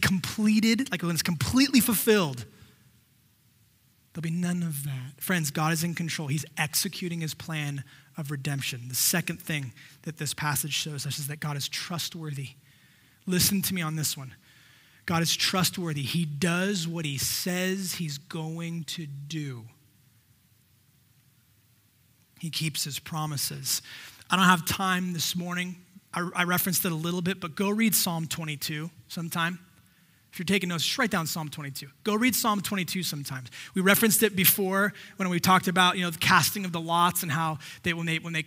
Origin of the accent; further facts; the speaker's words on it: the Valley, California, United States; also born or lived in San Diego, United States; we grew up here in the Valley